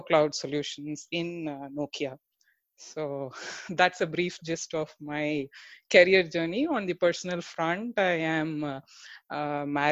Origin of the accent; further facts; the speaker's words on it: Tiruchirappalli, Tamil Nadu, India; I hail from Tiruchi, and I had the luck or God's grace to study in the engineering institution